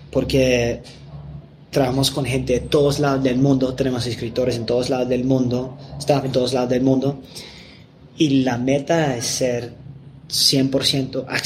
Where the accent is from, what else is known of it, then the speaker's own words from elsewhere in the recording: England, United Kingdom; Spanish is a second language; aunque yo soy de Inglaterra y no soy gringo